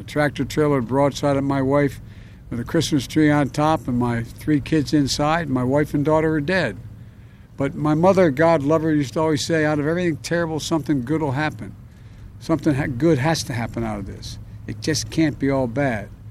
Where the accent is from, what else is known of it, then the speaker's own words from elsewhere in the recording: Delaware, United States; I come from Delaware.